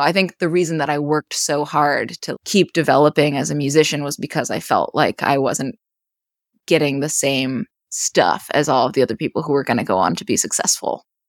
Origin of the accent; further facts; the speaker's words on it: western Maine, United States; moved away; also born or lived in Boston; So in my hometown. It's a small rural town in western Maine.